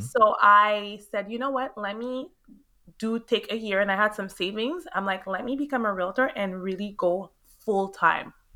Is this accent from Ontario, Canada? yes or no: no; Montreal, Quebec, Canada; moved away as an adult; now in Florida, United States; born and raised in Montreal, Canada.